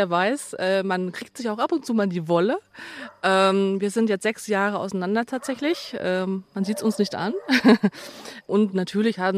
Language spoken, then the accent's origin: German; Hesse, Germany; now in Munich, Germany; wir sind im Rhein-Main-Gebiet groß geworden. Ich bin dann mit der Firma nach München gegangen